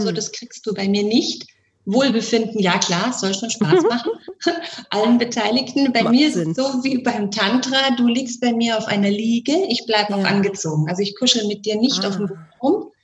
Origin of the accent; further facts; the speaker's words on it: Bavaria, Germany; bei uns in Bayern